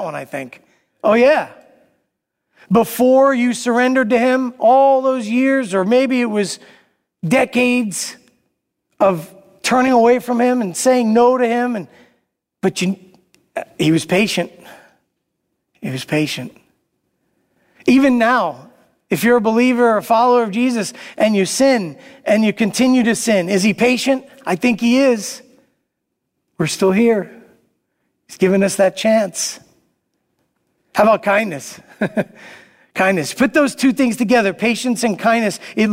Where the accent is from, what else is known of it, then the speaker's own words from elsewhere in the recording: New York City, New York, United States; I grew up in Brooklyn